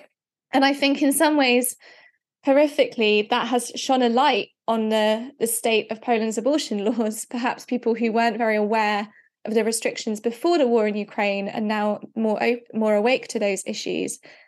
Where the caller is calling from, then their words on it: Bristol, South West England, United Kingdom; seeing as I'm talking from Bristol in the UK, I'll talk about the UK.